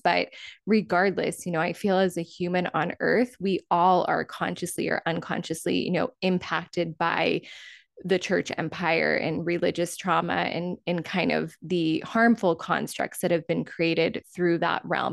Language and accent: English; Cape Cod, Massachusetts, United States; moved away as an adult; also born or lived in California; I moved back to my hometown of Cape Cod